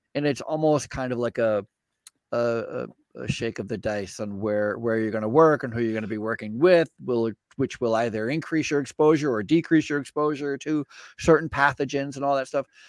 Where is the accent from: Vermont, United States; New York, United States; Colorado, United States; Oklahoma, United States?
Vermont, United States; I grew up in Vermont and I okay. started my healthcare career in Vermont